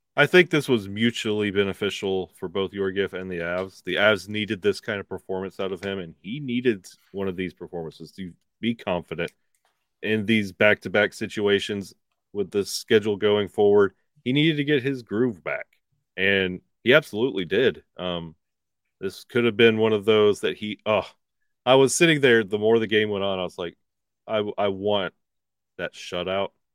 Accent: Alabama, United States; now in Pennsylvania, United States; I was born and raised in Alabama

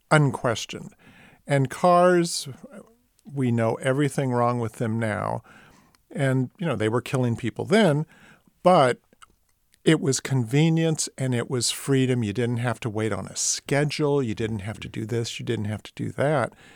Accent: East Bay, San Francisco Bay Area, California, United States; growing up in the Bay Area, the ferry building made less of an impression on me growing up in the East Bay

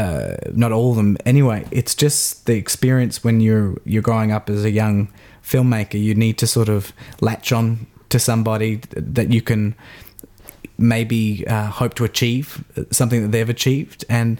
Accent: Melbourne, Victoria, Australia; growing up in Box Hill in the eastern suburbs of Melbourne

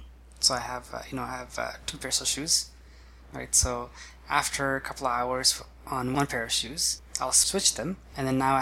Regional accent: Brazil; I think growing up in Brazil, Brazil already has a lot of mixtures.

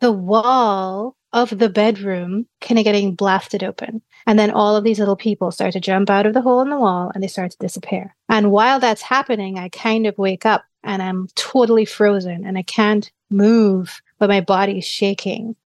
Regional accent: Trinidad & Tobago; I grew up in Trinidad.

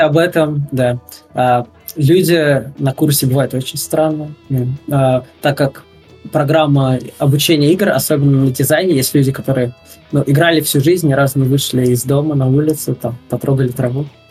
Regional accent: Russia; now in Netherlands; я из России

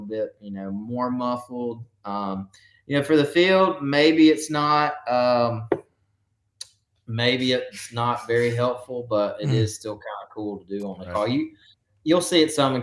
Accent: Northeast Alabama, United States; I'm from Northeast Alabama, which is where I still currently live.

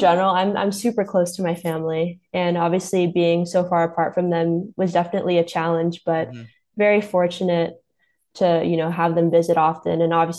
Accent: Los Angeles, California, United States; growing up in a Lakers town with Kobe and Shaq reigning pretty supreme for like when I was in a kid. But also I'm Filipino

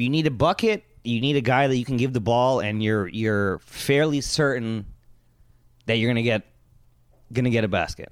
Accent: Toronto, Ontario, Canada; if I was born not in Toronto, somewhere else in Canada

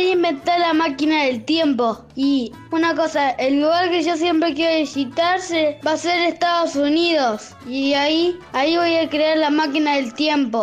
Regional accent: Paraná, Entre Ríos, Argentina; yo soy de Paraná

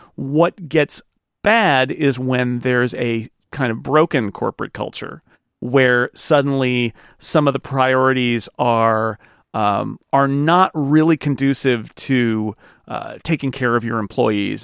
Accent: California, United States; I am a Californian

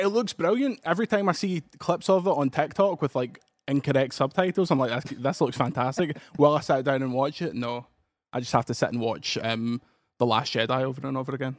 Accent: Paisley, Scotland, United Kingdom; I'm from Paisley

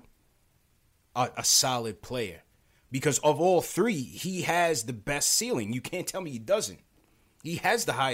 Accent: New York City, New York, United States; I was born in Flatbush

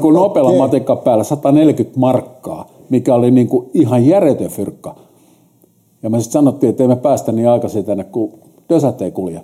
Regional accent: Helsinki, Uusimaa, Finland; mä oon stadin kundi, mä oon syntynyt 59 sinne vanhalle kättärille ja sitten mut kärrättiin sieltä Hertsikaan

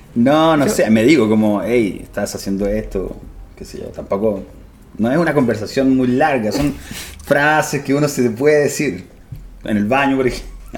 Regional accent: Santiago, Santiago Metropolitan Region, Chile; Yo soy de Santiago

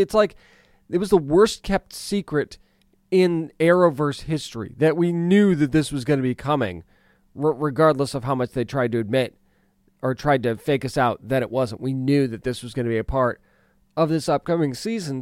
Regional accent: New England, United States; I grew up in New, eh, partially in New England

